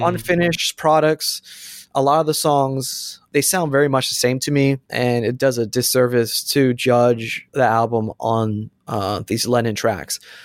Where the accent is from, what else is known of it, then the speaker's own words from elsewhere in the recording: Florida, United States; I'm from Florida, too